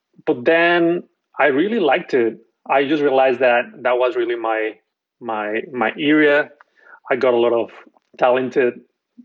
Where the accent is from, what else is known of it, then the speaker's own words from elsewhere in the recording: Mexico; moved away as an adult; now in New York, United States; I'm from Mexico